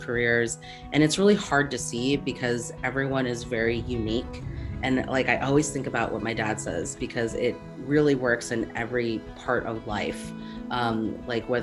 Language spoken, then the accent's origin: English; Seattle, Washington, United States; I'm from Seattle